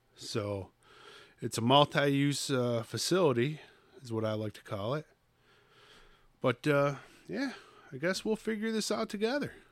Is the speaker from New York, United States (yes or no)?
yes; Troy, New York, United States; I'm from Skunk City